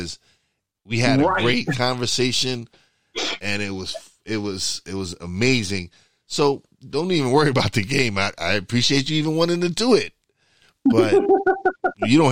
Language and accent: English; New York, United States; I am a New Yorker.